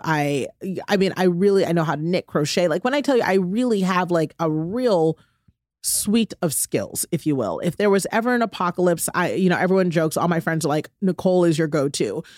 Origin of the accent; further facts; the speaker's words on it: United States; I'm an American